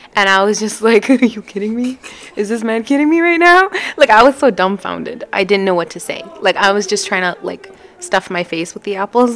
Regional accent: Canada; growing up in Canada

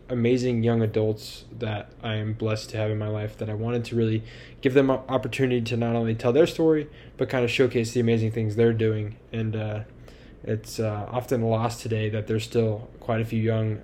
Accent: Tucson, Arizona, United States; I was born and raised here in Tucson

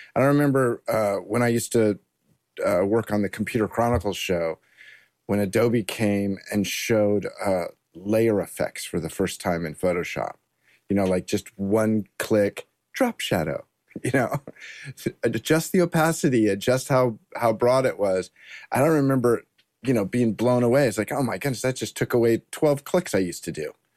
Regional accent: Southern California, United States; I grew up in Southern California

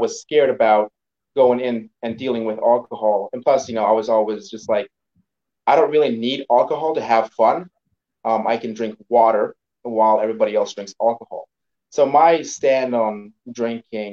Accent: Belize; moved away; I grew up in Belize

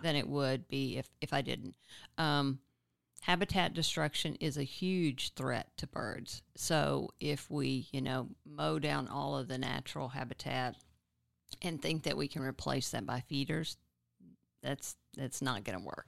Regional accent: Nacogdoches, Texas, United States; now in Austin, United States; I grew up in East Texas in Nacogdoches.

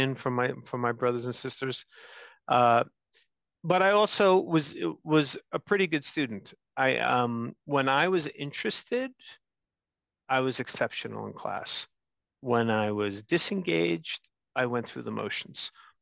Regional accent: New York City, New York, United States; also born or lived in Long Island, New York; I'm one of seven kids born and raised in Brooklyn, New York

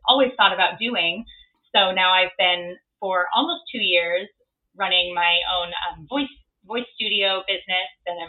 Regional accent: Missouri, United States; moved away as an adult; now in New York City, United States; So I've been here in New York for almost 9 years, which is so hard to believe. I grew up in Missouri, so very different here in the big city from where I grew up

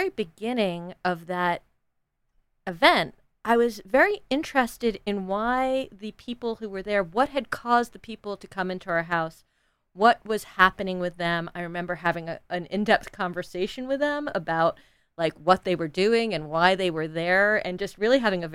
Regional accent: north of New York City, United States; I grew up very privileged in north of New York City

